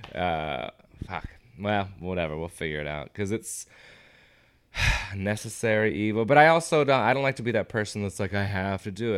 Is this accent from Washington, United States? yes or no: yes; Everett, Washington, United States; my hometown of Everett, Washington